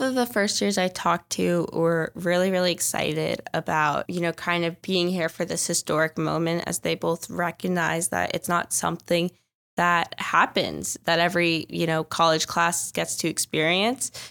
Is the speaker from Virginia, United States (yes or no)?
yes; Northern Virginia, United States; moved away as an adult; now in Philadelphia, United States; I am from Northern Virginia, so the suburbs of D C, but most distinctly not D C.